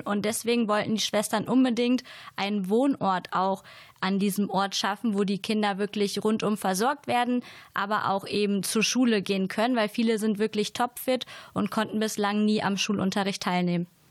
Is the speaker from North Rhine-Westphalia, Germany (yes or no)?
yes; Siegerland, North Rhine-Westphalia, Germany; moved away; komme ursprünglich aus Beschütten